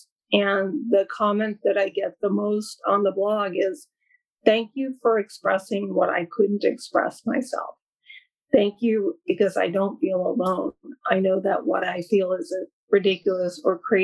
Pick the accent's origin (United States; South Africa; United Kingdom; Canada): United States; East Coast; moved away as an adult; now in California, United States; I live in California and I've lived out here, oh gosh, 17 years now. I can't believe it, but I'm from the East Coast originally